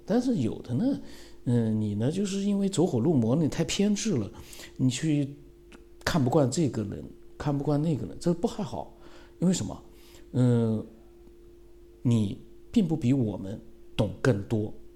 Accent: China; 因为佛教跟我们中国人来讲还是比较接近一点

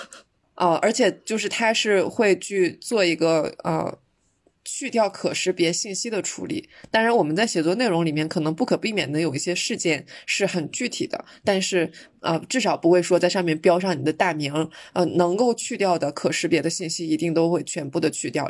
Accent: China; 我们中国人

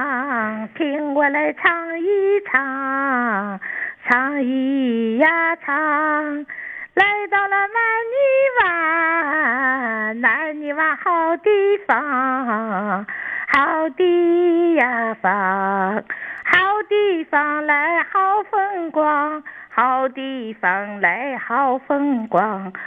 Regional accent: Dalian, Liaoning, China; 大连人啊，

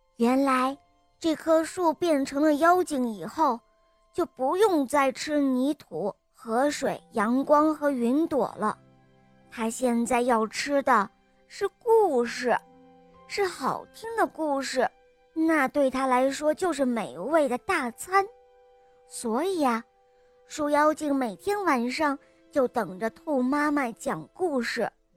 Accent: Shangri-La, Yunnan, China; 今年我四岁了，我来自香格里拉

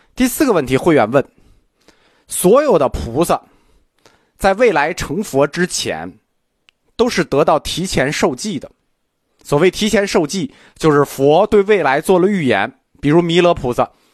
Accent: China; 这实际是我们个中国人的想法，就是我们中国人觉得

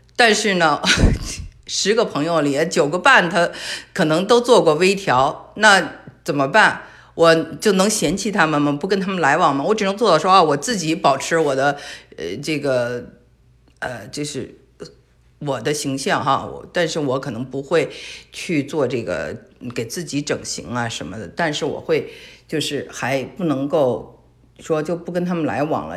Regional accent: Beijing, China; moved away as an adult; also born or lived in California / Shanghai / Hong Kong; now in Texas, United States; 因为我从小生活在北京嘛

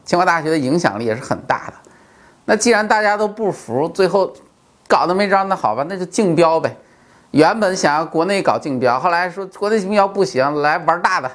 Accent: China; 我们中国人好面子嘛

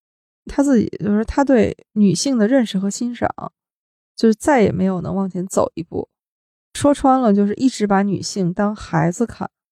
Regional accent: northern China, China; 王朔的东西，你看咱们都是北方人啊，虽然咱们不是北京人，但是没有什么障碍。

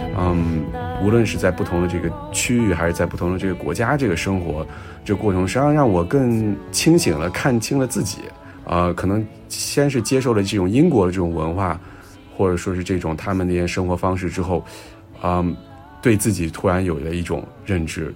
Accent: China; 咱们国家

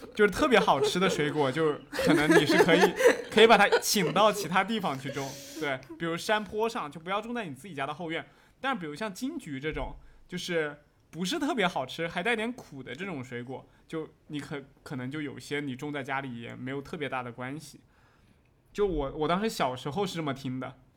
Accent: Jiangsu, China; now in Fujian, China; 我因为在之前是在江苏那边长大的，然后后面又回到了福建嘛

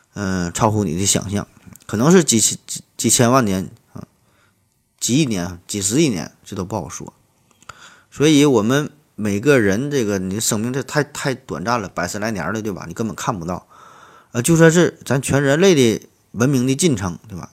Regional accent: Shenyang, Liaoning, China; 作为沈阳人，作为沈阳的一个分子儿

